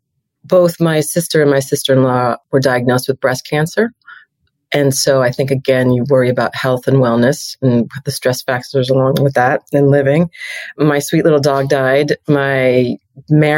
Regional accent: New York, United States; moved away as an adult; also born or lived in Chicago / Los Angeles; I'm a New Yorker and started in agencies in New York

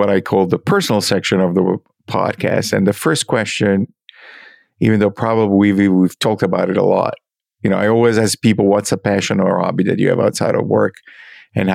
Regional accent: Milan, Lombardy, Italy; moved away; I grew up skiing in Courmayeur when I was living in Milan

